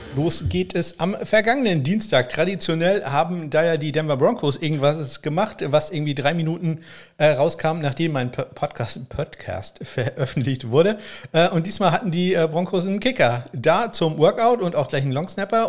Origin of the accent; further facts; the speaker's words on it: Northern Germany, Germany; ich bin ja Norddeutscher